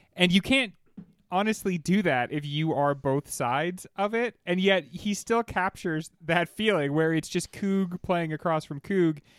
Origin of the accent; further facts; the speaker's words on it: United States; me being an American